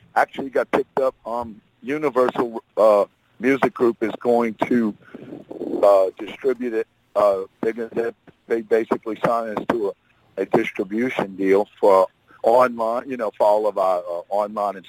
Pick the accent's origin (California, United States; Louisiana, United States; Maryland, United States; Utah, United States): Louisiana, United States; New Orleans; that's in New Orleans, my hometown